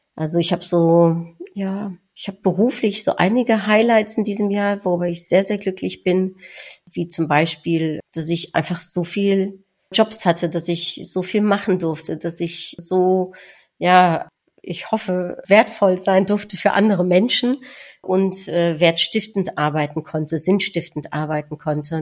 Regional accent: Netherlands; als Niederländerin

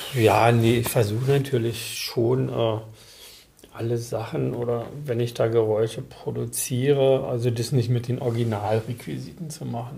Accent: Berlin, Germany; ich bin nicht in Berlin geboren, bin mhm. aber in der Blüte meine, meines Lebens, also mit einem Jahr nach Berlin gekommen.

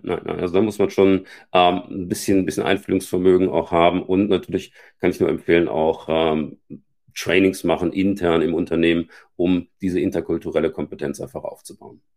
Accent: Germany; also born or lived in Scandinavia; als Deutscher, der lange Zeit in Deutschen auch Teams geführt hat

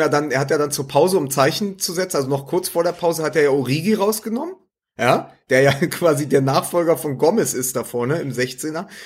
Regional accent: Berlin, Germany; als Berliner

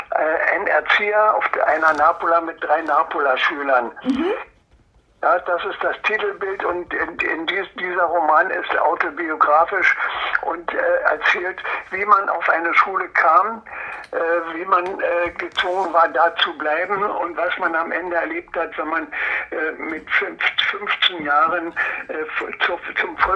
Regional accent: Templin, Brandenburg, Germany; born there; Ja, äh, geboren bin ich in Templin in Ockermark. da wo Angela Merkel äh, zu Hause ist.

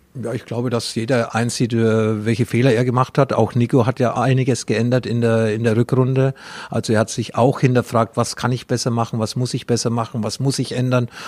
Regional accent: Franconia, Bavaria, Germany; accent: Franconian dialect; wir in dem Bereich im Frankenland

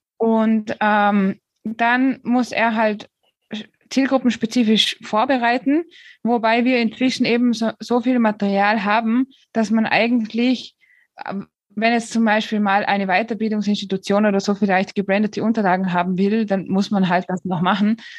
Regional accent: Austria; also born or lived in Switzerland; now in Spain; Ich bin eigentlich gebürtige Österreicherin, habe dann acht Jahre in der Schweiz gelebt

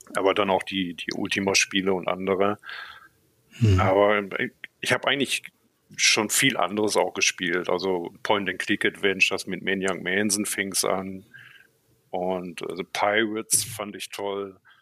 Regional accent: Münsterland, North Rhine-Westphalia, Germany; moved away as an adult; also born or lived in Borken; now in Berlin, Germany; ich bin im Münsterland aufgewachsen

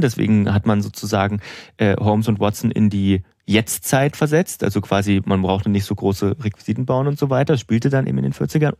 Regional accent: Suhl, Thuringia, Germany; meiner Heimat

